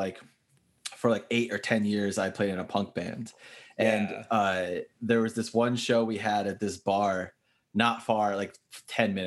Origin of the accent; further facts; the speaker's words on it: Lake Hopatcong, New Jersey, United States; moved away; that's the town I was from